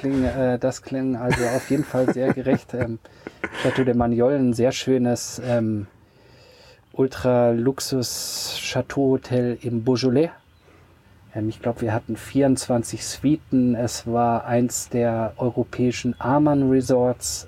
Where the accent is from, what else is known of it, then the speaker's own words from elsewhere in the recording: Radolfzell, Baden-Württemberg, Germany; moved away as an adult; also born or lived in New York / Freiburg / Paris; aufgewachsen bin ich ja am Bodensee